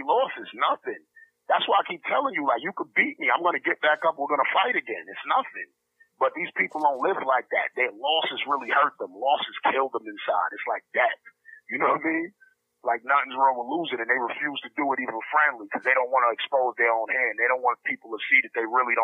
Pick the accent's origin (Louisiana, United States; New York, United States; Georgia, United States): New York, United States; I grew up in Star City, I lived out there for 10 years, and there was a lot of Russian Jews out there